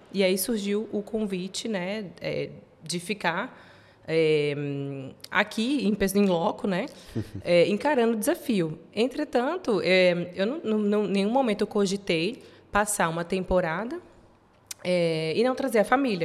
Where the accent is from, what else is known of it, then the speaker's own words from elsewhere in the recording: interior of São Paulo, Brazil; moved away as an adult; also born or lived in beach town in Brazil; now in Portugal; eu nasci em São Paulo, nasci no interior de São Paulo, mas vivi muito tempo em praia, em cidade de praia